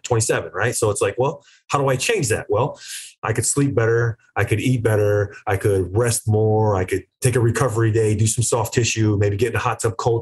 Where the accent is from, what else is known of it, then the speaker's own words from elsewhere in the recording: East Coast, United States; I'm a kid from the East Coast